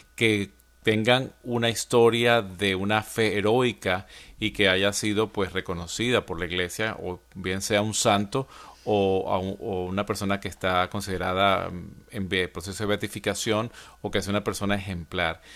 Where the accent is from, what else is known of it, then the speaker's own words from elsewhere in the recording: Venezuela; now in Atlanta, United States; en mi país, en Venezuela